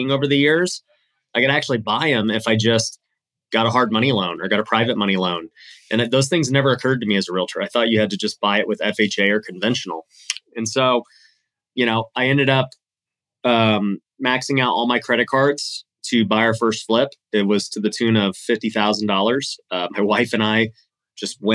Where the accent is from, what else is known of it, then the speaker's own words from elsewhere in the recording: Las Vegas, Nevada, United States; Born and raised in Las Vegas.